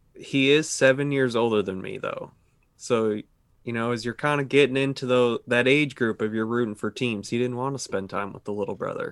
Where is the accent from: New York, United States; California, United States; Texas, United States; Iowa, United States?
New York, United States; halfway between Rochester and Buffalo; moved away as an adult; also born or lived in Saint Louis, Missouri; I grew up in New York, halfway between Rochester and Buffalo